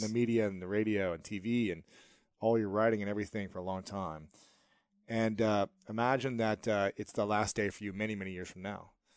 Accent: Ohio, United States; moved away as an adult; also born or lived in New York City; now in Los Angeles, United States; I'm from Ohio

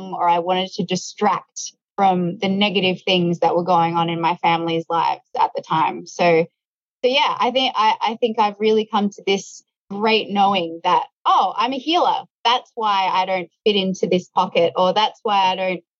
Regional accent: Melbourne, Victoria, Australia; I grew up sort of in the suburbs of Melbourne

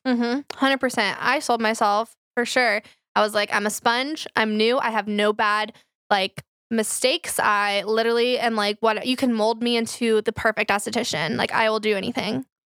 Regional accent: Flower Mound, Texas, United States; I grew up in Flower Mound

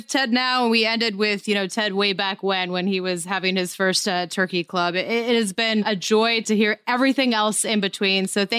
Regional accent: Great Falls, Montana, United States; I'm from Great Falls, Montana. I'm pretty sure we had a Woolworths.

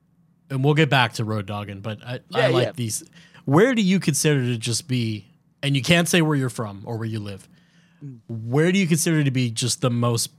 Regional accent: suburb of Chicago, Illinois, United States; where I grew up, being a suburb of Chicago, like a really big suburb

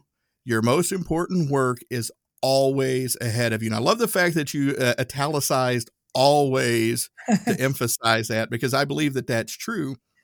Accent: Erwin, Tennessee, United States; My hometown, Irwin, Tennessee, it's a great place to live. But there just wasn't a lot of opportunity there.

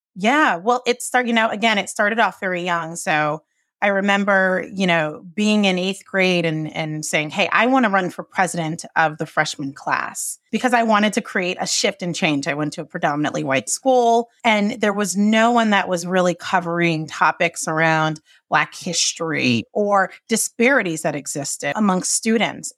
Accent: Johnston, Rhode Island, United States; I grew up in Johnston, Rhode Island

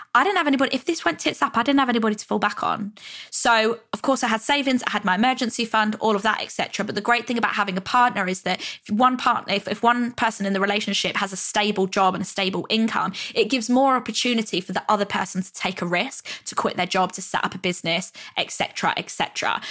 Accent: Stevenage, East of England, United Kingdom; moved away as an adult; also born or lived in London; when I used to live in my hometown, Hertfordshire, Stevenage

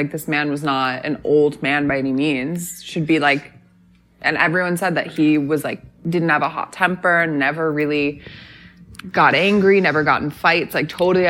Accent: Boston, Massachusetts, United States; now in Los Angeles, United States; I'm from Boston.

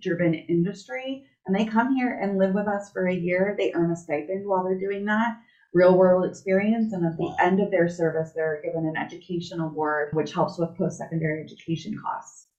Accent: West Valley, Arizona, United States; I'm born and raised in the West Valley, and I'm a wildcat

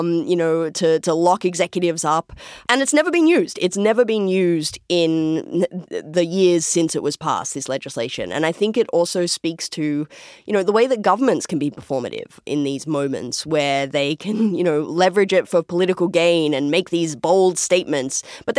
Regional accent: Australia; moved away; I don't sound exactly like you. I'm from Australia.

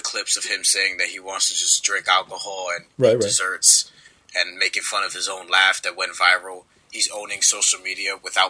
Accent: New York City, New York, United States; remember, I'm from New York. Yeah, we grew up playing in the playgrounds. We don't call fouls here.

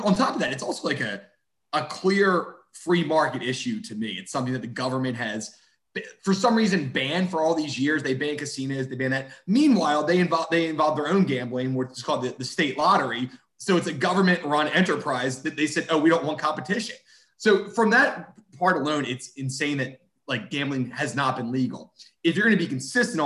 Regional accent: Pennsylvania, United States; moved away; I'm from Pennsylvania

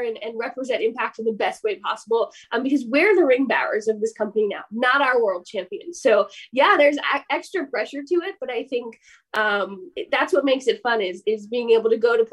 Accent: United States; as an American

